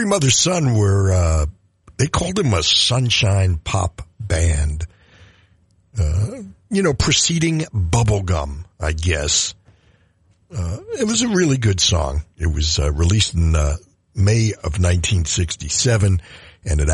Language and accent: English; New York City, New York, United States; Those of us growing up in New York City during the summer